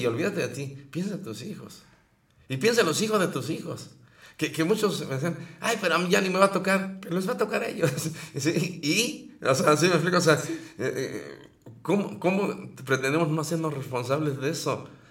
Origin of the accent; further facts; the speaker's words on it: Mexico; así somos los mexicanos